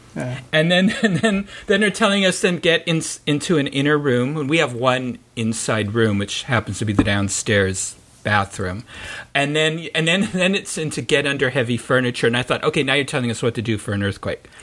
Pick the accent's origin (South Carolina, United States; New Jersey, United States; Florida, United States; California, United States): California, United States; San Francisco; I grew up in San Francisco